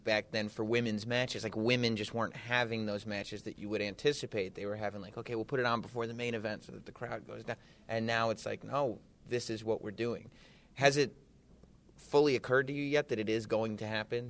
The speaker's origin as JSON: {"language": "English", "area": "Westchester", "region": "New York", "country": "United States", "tie": "born or raised there", "said": "my hometown this weekend of Westchester, New York"}